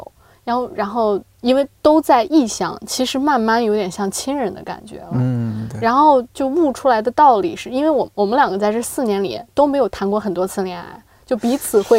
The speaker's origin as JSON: {"language": "Chinese", "country": "China", "also_born_or_lived": "Chicago, United States", "said": "我们编剧课就我一个中国人啊"}